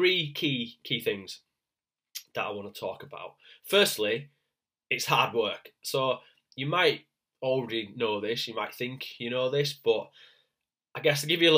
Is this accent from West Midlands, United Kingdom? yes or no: no; Leeds, Yorkshire and the Humber, United Kingdom; I'm from Leeds in the north of England.